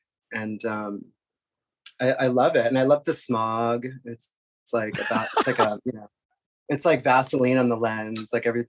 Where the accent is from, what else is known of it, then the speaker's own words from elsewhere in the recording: Boston, Massachusetts, United States; also born or lived in New York; now in Los Angeles, United States; Prior to that, I was a New Yorker for about 15 years. I was born and raised in the Boston area, Massachusetts. And yeah, I'm an East Coast girl